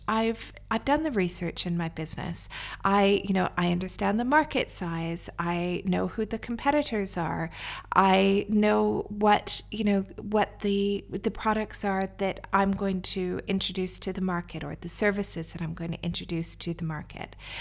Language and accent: English; Canada; moved away as an adult; now in Dubai, United Arab Emirates; Originally, I'm from Canada, but I've been living in Dubai for the past fourteen years.